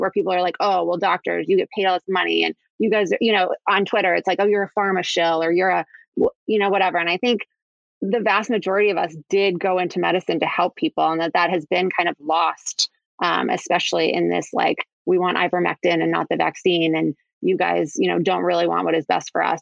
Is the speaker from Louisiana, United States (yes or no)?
no; Kansas City, Missouri, United States; moved away; I'm from Kansas City originally